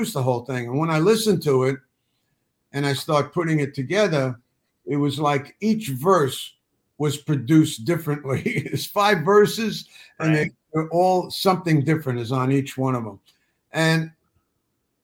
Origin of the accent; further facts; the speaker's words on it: New York City, New York, United States; I grew up in the Bronx with a mother who said, don't ever ask for help.